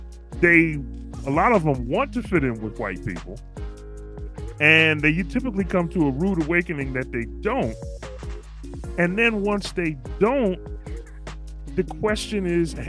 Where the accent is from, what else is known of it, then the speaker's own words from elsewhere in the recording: United States; that's where I'm from. I'm from the United States.